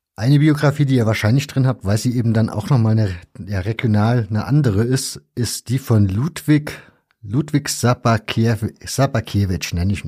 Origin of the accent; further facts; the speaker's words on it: East Germany, Germany; ich bin ja in der DDR zur Schule gegangen, also zumindest den größten Teil meiner Schulzeit habe ich noch in der DDR im Schulunterricht verbracht